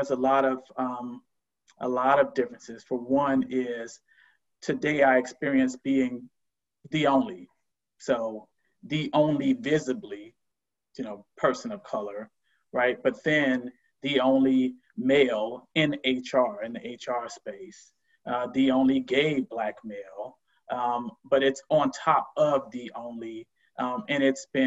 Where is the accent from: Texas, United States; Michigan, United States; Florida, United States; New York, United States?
Florida, United States; Miami; moved away as an adult; now in Oakland, United States; I'm originally from the South, originally from Miami, Florida, born and raised, and have lived out West for quite some time.